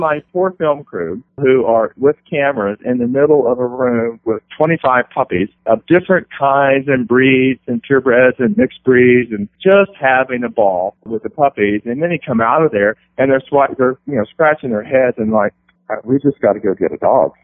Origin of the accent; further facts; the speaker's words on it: West Virginia, United States; growing up in West Virginia